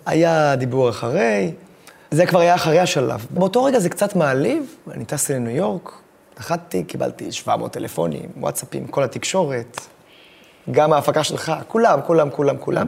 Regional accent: Israel; אני מישראל

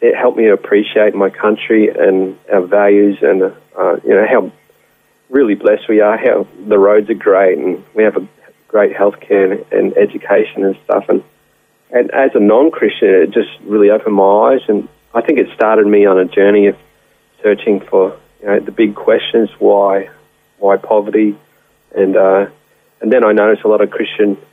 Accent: Sunshine Coast, Queensland, Australia; also born or lived in Stanthorpe, Queensland / Sri Lanka / Port Vila, Vanuatu; we sort of born and raised in Stanthorpe for a while, down on the Granite Belt and amongst the apples and things, and then came up to the Sunshine Coast

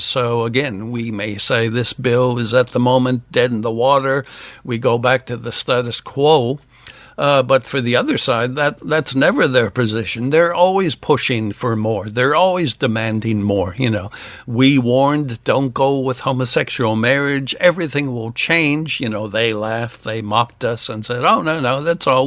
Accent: United States; now in Australia; I'm an American

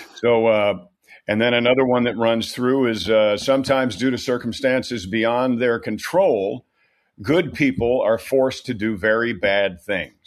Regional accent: New York, United States; moved away; also born or lived in California; I'm from New York. New York is a beautiful state.

